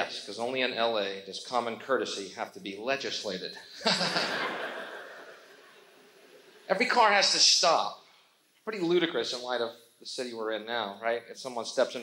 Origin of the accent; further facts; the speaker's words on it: United States; I was born screaming in America